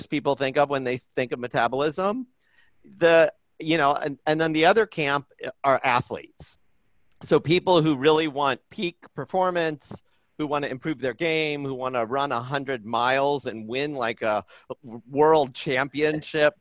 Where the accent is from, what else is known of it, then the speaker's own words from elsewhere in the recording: Indiana, United States; moved away as an adult; now in Boston, United States; I grew up in Indiana, and I'm kind of, you know, a pretty down to earth Midwest middle class kind of a guy